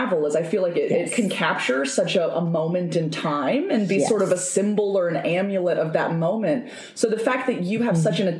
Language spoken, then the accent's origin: English; St. Francisville, Louisiana, United States; as someone who grew up in St. Francisville